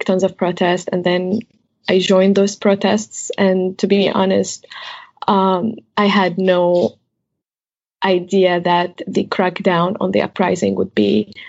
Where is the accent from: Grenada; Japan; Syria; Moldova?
Syria; Jableh, Latakia Governorate; moved away; I was still in Jable, which is my hometown